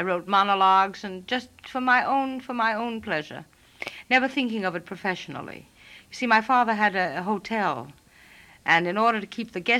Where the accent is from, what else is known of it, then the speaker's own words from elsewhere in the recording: New York City, New York, United States; I was born in New York City, in Harlem, as a matter of fact. And raised? And raised right in New York City.